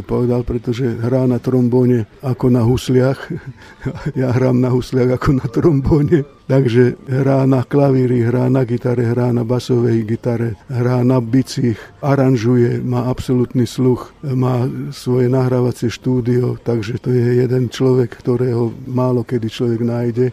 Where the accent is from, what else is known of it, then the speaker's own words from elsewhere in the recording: Košice, Košice Region, Slovakia; also born or lived in Žilina; ja ako Žilinčan som začal v Košiciach chodiť do školy a 13 rokov som strávil v Košiciach, takže som tam vyrástol a detstvo som tam strávil.